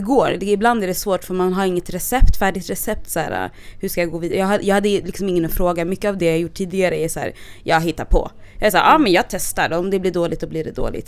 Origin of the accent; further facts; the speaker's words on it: Stockholm, Stockholm County, Sweden; jag är från Stockholm och jag har bott på lite olika platser. Mm. Också, så när jag var yngre så bodde vi, jag och min familj bodde mitt i stan